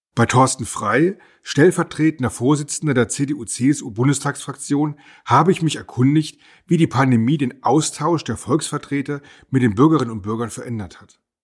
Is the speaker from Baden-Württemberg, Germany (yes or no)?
yes; near Heidelberg, Baden-Württemberg, Germany; Ich komme aus der Nähe von Heidelberg